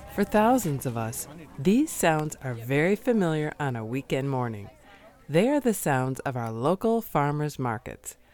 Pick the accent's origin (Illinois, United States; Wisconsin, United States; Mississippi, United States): Wisconsin, United States; I'm from Wisconsin